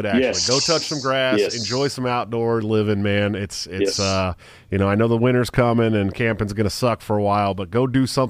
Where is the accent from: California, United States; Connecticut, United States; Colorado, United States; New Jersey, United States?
California, United States; moved away; I came here from California. I came here from California last year, so I'm not used to it yet.